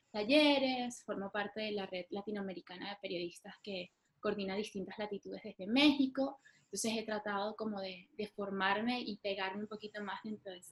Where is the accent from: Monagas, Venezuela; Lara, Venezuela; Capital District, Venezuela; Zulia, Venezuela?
Capital District, Venezuela; Caracas; moved away as an adult; now in Buenos Aires, Argentina; de Caracas, nací, nací en la clínica Santa Sofía Así que cada vez que llego, que soy de Caracas